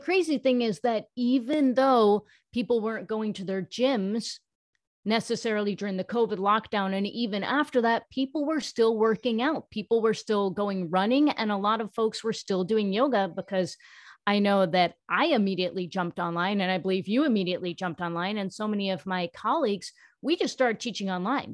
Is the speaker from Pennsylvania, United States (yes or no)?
no; New York, United States; I am South Asian. I was born in New York. I'm an American, but my parents were born in India